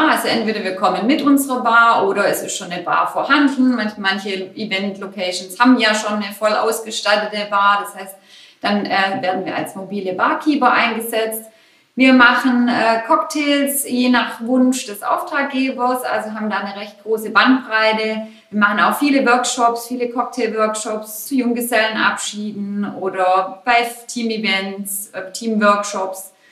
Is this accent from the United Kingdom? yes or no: no; Esslingen, Baden-Württemberg, Germany; Ich komme aus Esslingen und habe die letzten 20 Jahre auf einer Bank gearbeitet